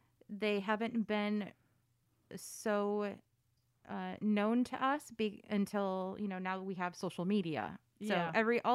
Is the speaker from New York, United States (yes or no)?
no; Connecticut, United States; I grew up, well, that's a trick question. Connecticut for the most part.